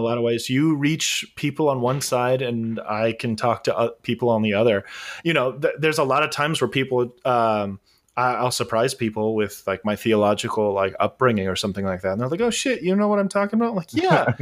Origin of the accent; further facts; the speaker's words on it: Southern California, United States; the long-haired fuck from Southern California